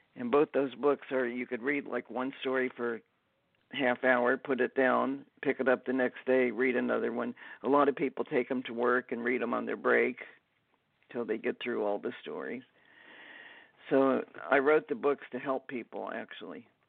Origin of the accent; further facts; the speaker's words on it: Dayton, Ohio, United States; I grew up in Dayton, Ohio.